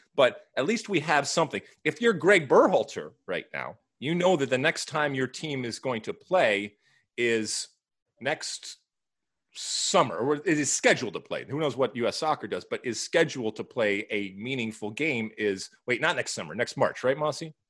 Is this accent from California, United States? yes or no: yes; Los Angeles, California, United States; here in my hometown